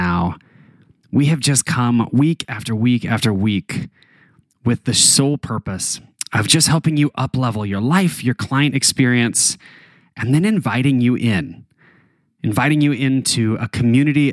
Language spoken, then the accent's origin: English; Taos, New Mexico, United States; moved away; back where I grew up in Taos, New Mexico